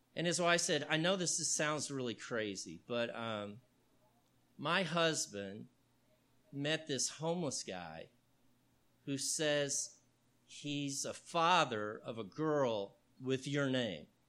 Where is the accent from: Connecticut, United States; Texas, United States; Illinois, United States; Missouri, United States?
Texas, United States; Houston; I grew up in Houston, Texas